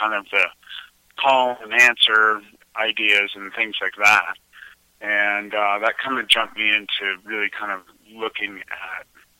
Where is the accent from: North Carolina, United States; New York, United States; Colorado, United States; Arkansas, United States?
Colorado, United States; born or raised there; also born or lived in New Jersey